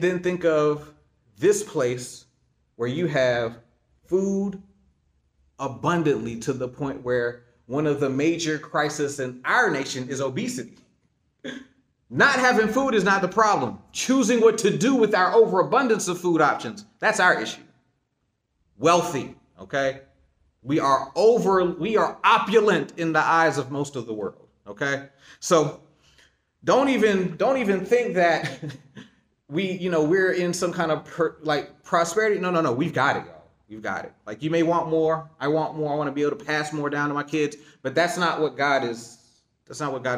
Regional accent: Eastern North Carolina, United States; moved away as an adult; now in Jacksonville, United States; I'm from Eastern North Carolina

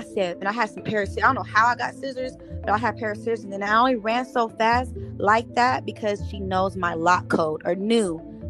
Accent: Memphis, Tennessee, United States; I was raised in Memphis, Tennessee. I was the only light-skinned looking mixed girl.

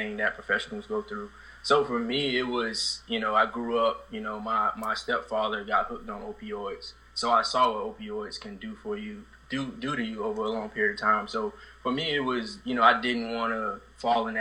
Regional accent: Sanford, Florida, United States; I come from Sanford, Florida, you know, low-income housing

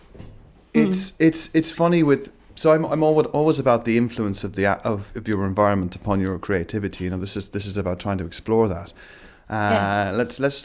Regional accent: Southwest Ireland, Ireland; now in London, United Kingdom; I grew up in Southwest Ireland, I was always into sort of like very sort of folky kind of elements. And then I moved to London

